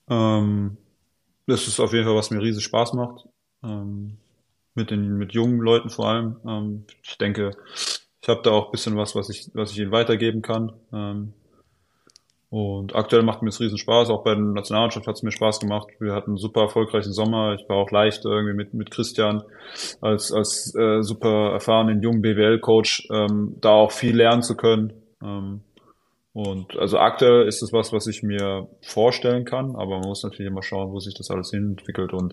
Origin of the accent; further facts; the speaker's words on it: Ludwigsburg, Baden-Württemberg, Germany; Ludwigsburg, ja, ja, da halt.